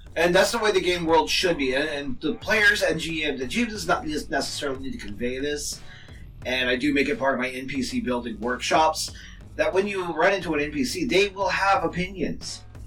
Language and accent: English; United States; I'm American